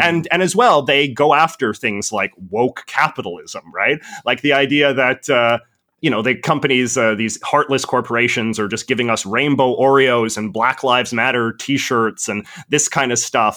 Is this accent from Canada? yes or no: yes; Vancouver, British Columbia, Canada; I'm from Vancouver, which has some of the most expensive and overinflated property prices in the entire world